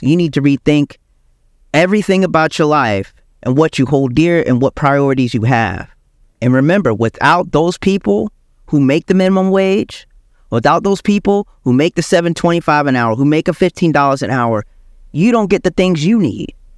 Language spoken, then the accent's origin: English; South Carolina, United States; also born or lived in Michigan; I was born in Michigan, but I grew up in South Carolina